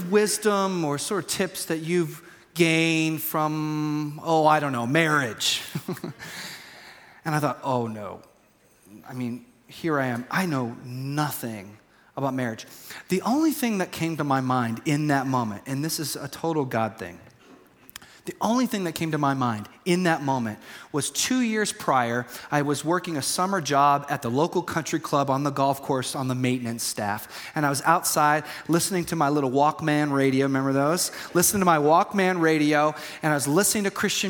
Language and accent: English; United States; I'm American too